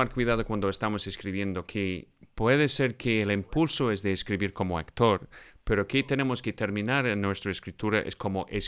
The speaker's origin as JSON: {"language": "Spanish", "region": "Scotland", "country": "United Kingdom", "said": "soy de Escocia"}